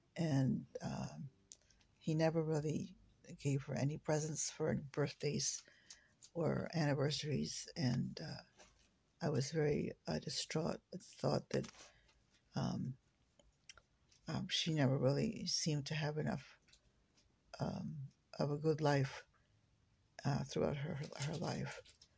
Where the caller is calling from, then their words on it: West Lafayette, Indiana, United States; I'm calling you from West Lafayette, Indiana.